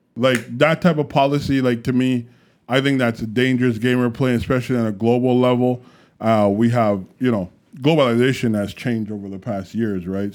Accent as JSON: {"language": "English", "country": "Canada"}